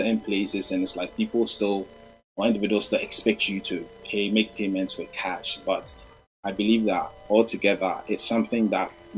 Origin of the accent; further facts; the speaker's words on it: Ghana; moved away; my home country, that's Ghana, where I'm from